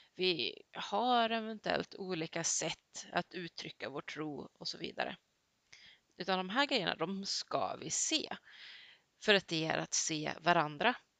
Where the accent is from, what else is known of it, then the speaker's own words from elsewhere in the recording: Sweden; Jag har gått hela mitt liv i svensk skola